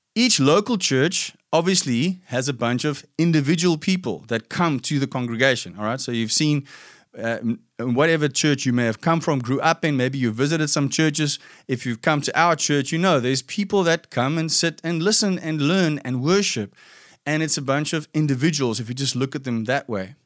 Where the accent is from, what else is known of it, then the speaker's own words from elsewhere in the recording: South Africa; I grew up in a in South Africa. We have this fairly typical background where a lot of Afrikaans white people come from